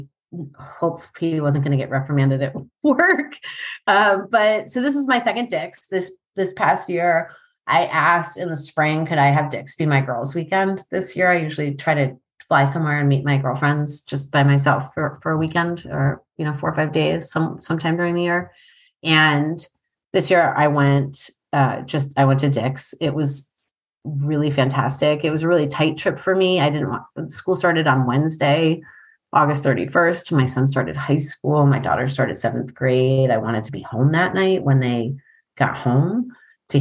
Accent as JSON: {"language": "English", "region": "New York", "country": "United States", "tie": "born or raised there", "moved": "yes", "lives_now": "Vermont, United States", "said": "I grew up in New York"}